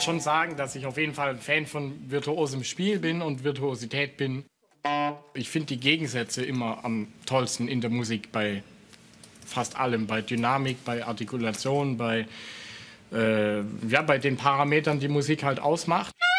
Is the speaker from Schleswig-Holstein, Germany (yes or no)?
no; Swabian Jura, Baden-Württemberg, Germany; meine Heimat, die Splendor of Nature, für, die, für den Albtrauf und so und die Schwäbische Alb